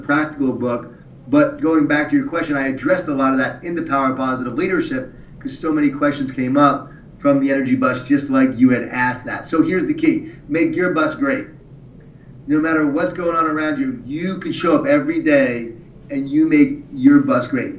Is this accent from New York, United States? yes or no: yes; Long Island, New York, United States; I grew up in Long Island, New York, right? Jewish Italian family.